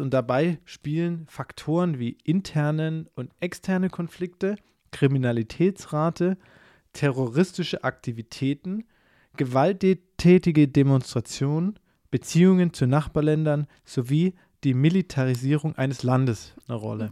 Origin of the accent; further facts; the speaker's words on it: Southern Germany, Germany; ich komme aus dem Süden von Deutschland